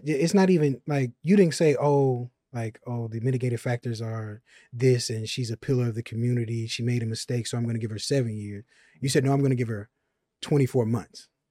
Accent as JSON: {"language": "English", "town": "Chicago", "region": "Illinois", "country": "United States", "moved": "yes", "said": "I'm from Chicago."}